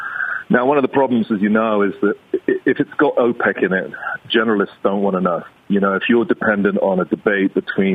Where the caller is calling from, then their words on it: Mexico; I'm phoning you from Mexico here, Tim.